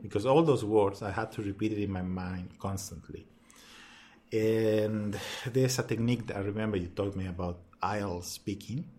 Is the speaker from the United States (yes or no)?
no; Chile; English is a second language; moved away as an adult; now in Melbourne, Australia; I'm from Chile